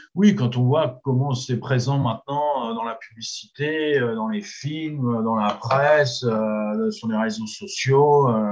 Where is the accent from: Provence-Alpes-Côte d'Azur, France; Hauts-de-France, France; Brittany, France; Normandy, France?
Normandy, France; chez nous en Normandie